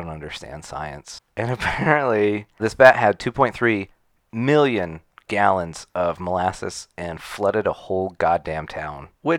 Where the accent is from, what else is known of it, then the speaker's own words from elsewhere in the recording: Utah, United States; We're from Utah.